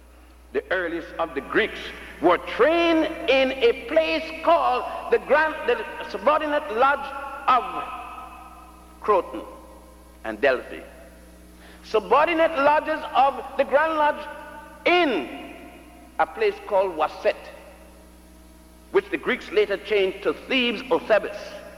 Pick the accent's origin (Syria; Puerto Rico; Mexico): Puerto Rico; also born or lived in Ethiopia / Virgin Islands / Cuba / Brazil; I was born in Ethiopia, grew up in Puerto Rico, and the Virgin Islands, and Cuba, and Brazil.